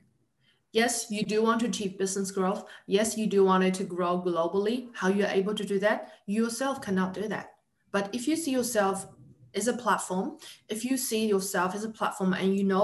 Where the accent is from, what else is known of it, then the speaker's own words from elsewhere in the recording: New Zealand; I'm from New Zealand.